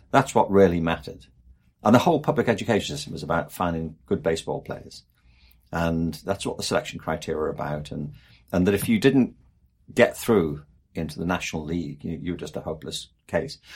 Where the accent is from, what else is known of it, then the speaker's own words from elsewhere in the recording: England, United Kingdom; I'm from England, and there the obsession is with Oxford and Cambridge